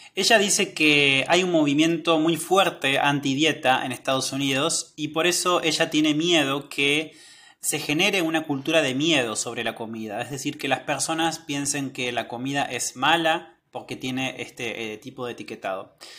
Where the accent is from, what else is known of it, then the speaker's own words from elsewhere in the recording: northern Patagonia, Argentina; now in Córdoba, Argentina; Muchos de ustedes saben que yo vivo en Córdoba, pero originariamente soy de la Patagonia, soy del norte de la Patagonia